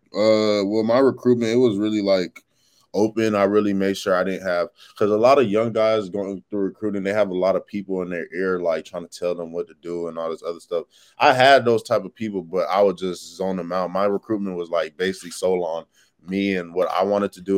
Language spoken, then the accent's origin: English; Texas, United States; moved away as an adult; now in Florida, United States; I'm from Texas